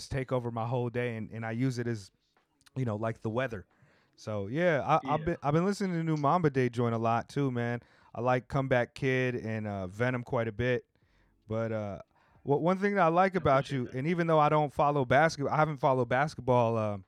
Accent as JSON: {"language": "English", "town": "Oceanside", "region": "California", "country": "United States", "tie": "born or raised there", "said": "You know, I grew up in Oceanside, but my aunt lived in Inglewood, so I would go out there and spend summers with her."}